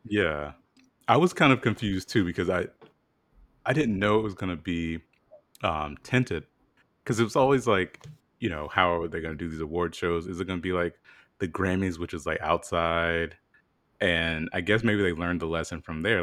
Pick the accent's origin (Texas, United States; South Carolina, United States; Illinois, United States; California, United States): South Carolina, United States; moved away; I'm from South Carolina